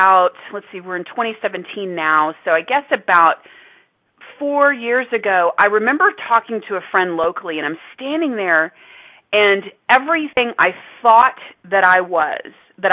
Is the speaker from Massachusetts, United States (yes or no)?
no; Texas, United States; I was from Texas